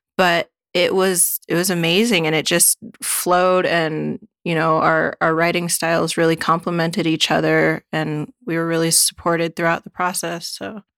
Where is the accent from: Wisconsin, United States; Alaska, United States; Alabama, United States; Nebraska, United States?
Alaska, United States; now in Washington, United States; I'm from Alaska, living in Washington